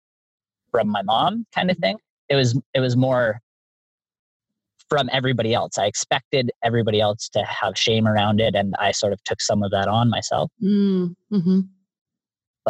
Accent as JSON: {"language": "English", "country": "Canada", "said": "I'm from Canada"}